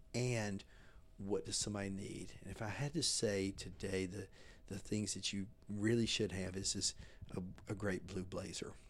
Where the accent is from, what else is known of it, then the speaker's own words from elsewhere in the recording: Mississippi, United States; now in Texas, United States; we grew up in Mississippi